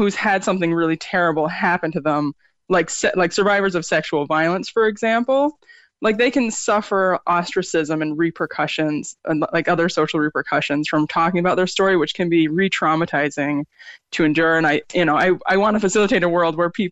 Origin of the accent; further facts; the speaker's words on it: Middlebury, Vermont, United States; also born or lived in upstate New York; now in Cork, Ireland; I'm originally from upstate New York, but I grew up in Vermont. And that's like, it was like small town, Middlebury, Vermont